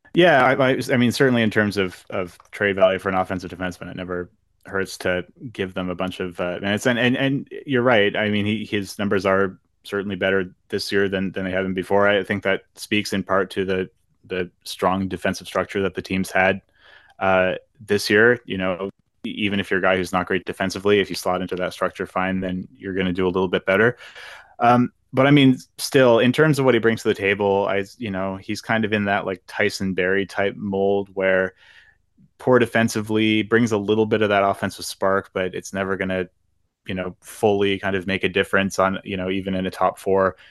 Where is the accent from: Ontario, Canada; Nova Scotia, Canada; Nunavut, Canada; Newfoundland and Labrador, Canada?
Nova Scotia, Canada; Halifax; the pride of Halifax, Nova Scotia, my hometown